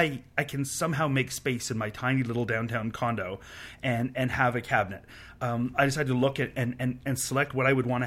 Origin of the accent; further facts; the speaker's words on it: Canada; As a Canadian